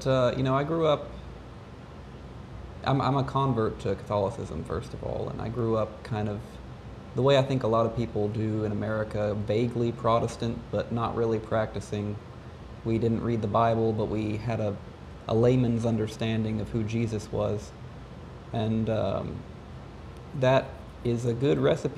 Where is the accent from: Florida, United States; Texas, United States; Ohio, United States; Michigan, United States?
Ohio, United States; I grew up in Ohio